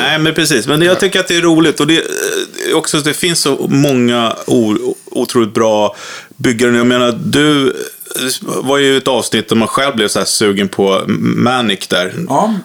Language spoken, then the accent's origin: Swedish; Vaxholm, Stockholm County, Sweden; jag är uppvuxen i Vaxholm då för länge sedan